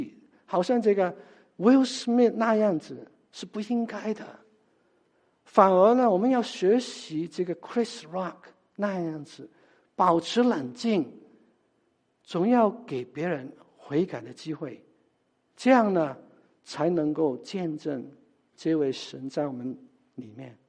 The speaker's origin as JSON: {"language": "Chinese", "country": "China", "said": "就好像我们中国人，我们吃饭的时候，很多时候我们都是呃把这个菜。"}